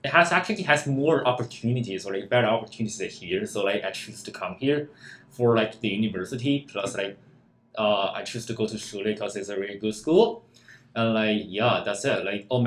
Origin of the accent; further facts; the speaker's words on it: China; English is a second language; moved away as an adult; now in Canada; I come from China, so I'm an international student.